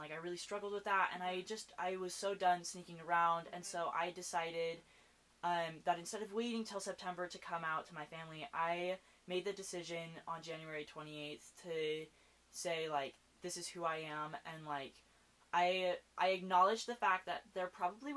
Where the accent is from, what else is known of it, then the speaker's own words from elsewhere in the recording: Utah, United States; growing up in Utah, my family is religious